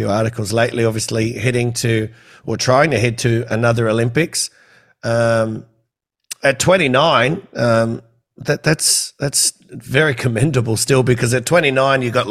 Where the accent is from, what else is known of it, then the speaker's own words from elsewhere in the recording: Campbelltown, New South Wales, Australia; I'm from Campbelltown